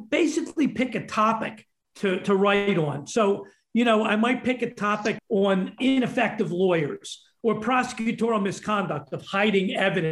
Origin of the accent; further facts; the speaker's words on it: Pennsylvania, United States; I'm from Pennsylvania. We're like the sore thumb in the entire Northeast.